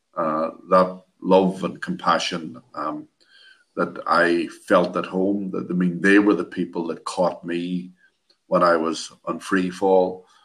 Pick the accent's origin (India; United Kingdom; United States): United Kingdom; Derry, Northern Ireland; I was born and lived in Derry, Northern Ireland, all my life